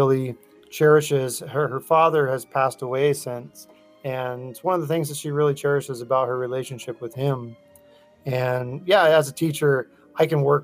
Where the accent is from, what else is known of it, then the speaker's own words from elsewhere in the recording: Northern California, United States; I grew up in Northern California